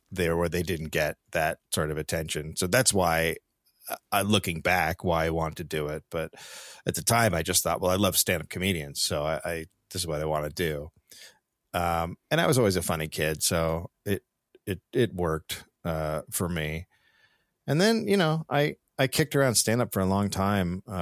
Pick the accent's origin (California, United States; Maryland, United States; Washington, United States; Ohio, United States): California, United States; Marin County; I'm yeah. from Marin